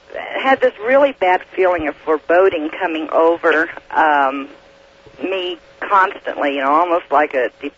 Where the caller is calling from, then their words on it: Red Desert, Wyoming, United States; Red Desert, Wyoming, but my residence is in Oregon.